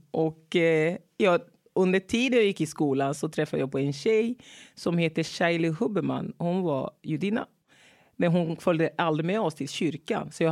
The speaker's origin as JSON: {"language": "Swedish", "country": "Togo", "tie": "born there", "said": "Jag är född i Togo."}